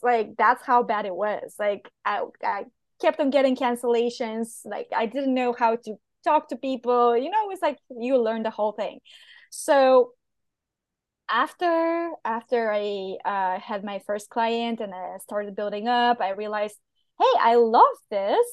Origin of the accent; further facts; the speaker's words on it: Bulgaria; English is a second language; moved away as an adult; also born or lived in Portugal; where I come from